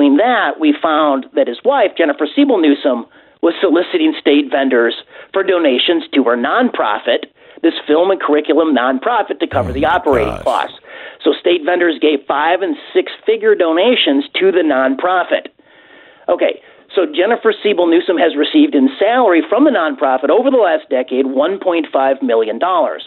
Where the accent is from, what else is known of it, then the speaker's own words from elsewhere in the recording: Illinois, United States; I'm from Illinois